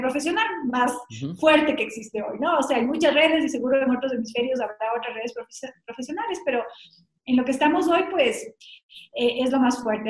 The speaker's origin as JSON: {"language": "Spanish", "country": "Ecuador", "said": "he sido la única latinoamericana y la única ecuatoriana"}